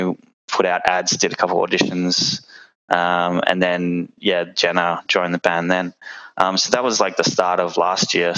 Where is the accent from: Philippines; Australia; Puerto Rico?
Australia; Perth, Western Australia; We are all from Perth